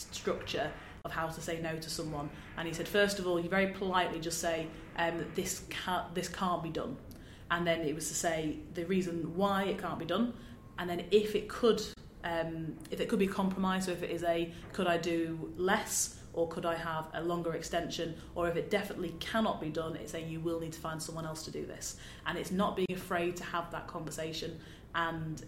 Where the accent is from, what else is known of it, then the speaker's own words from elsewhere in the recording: Manchester, North West England, United Kingdom; I'm from Manchester